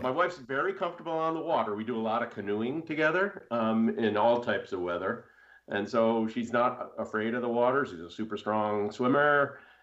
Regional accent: United States; grow up on Long Island Sound

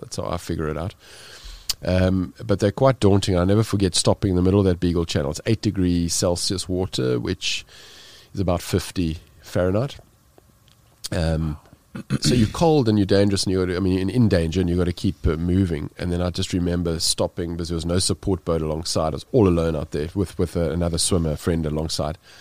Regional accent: South Africa; being South African

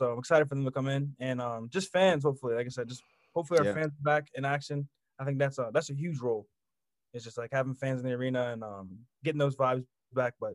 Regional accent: Maryland, United States; I'm from Maryland, so my dad's from Pittsburgh

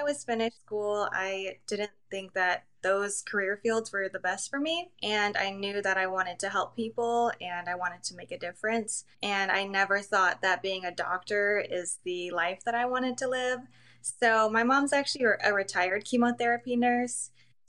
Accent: Albuquerque, New Mexico, United States; also born or lived in China; So I actually grew up in Albuquerque, New Mexico, and I was actually adopted from China, and my mom went to China to get me, and then she raised me in New Mexico.

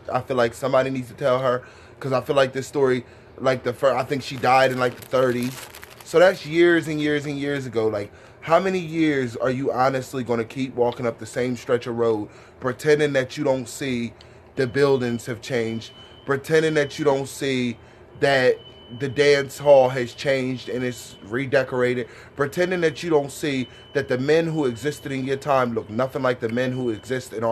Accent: Delaware, United States; Because we are from Delaware and we

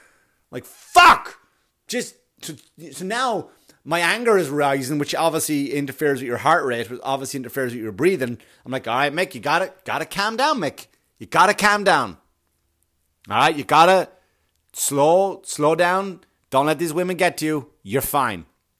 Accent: Queens, New York, United States; When I was a kid and I remember I grew up in Queens and I would watch the runners come through

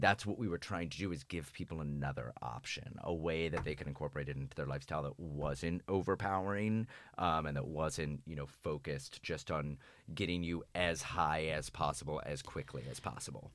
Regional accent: Florida, United States; I'm from Florida.

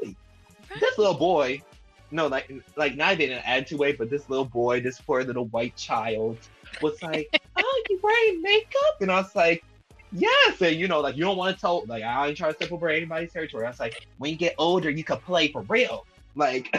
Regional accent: Louisiana, United States; We're from Louisiana

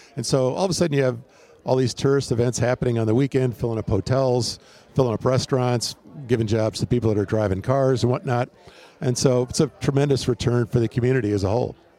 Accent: Wisconsin, United States; also born or lived in Houston / Portland; now in Phoenix, United States; growing up in Wisconsin

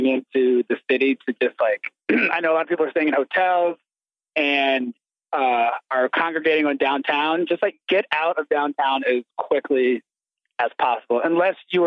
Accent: Atlanta, Georgia, United States; moved away as an adult; my, you know, first 18 years growing up in Atlanta

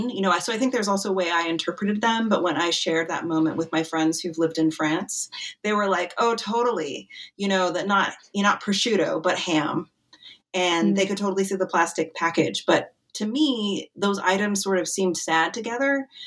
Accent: Wyoming, United States; I grew up in Wyoming

